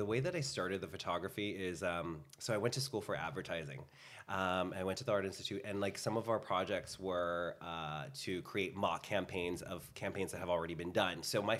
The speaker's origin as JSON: {"language": "English", "country": "Philippines", "said": "I'm Filipino. It just comes with the, it's just with it. We love to karaoke dance."}